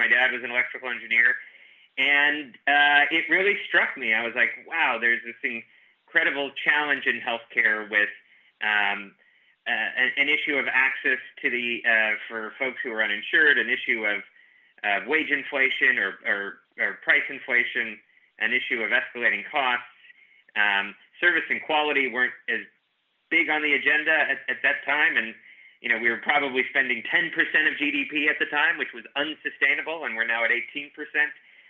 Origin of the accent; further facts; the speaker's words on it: New Jersey, United States; Yeah, I immigrated all the way from New Jersey.